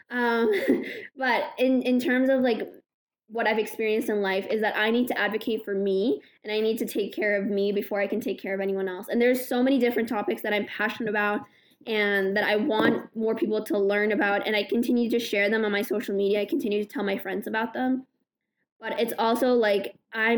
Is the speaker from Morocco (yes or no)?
yes; Morocco; I'm a Moroccan Muslim woman